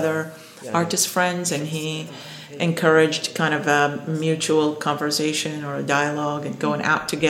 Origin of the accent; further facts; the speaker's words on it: Iraq; now in Louisville, United States; not only being an immigrant, but being an Iraqi immigrant in America, but also being an American.